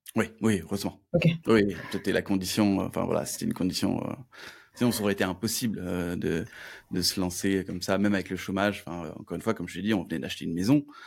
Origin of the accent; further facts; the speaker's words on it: Toulouse, Occitania, France; je suis de Toulouse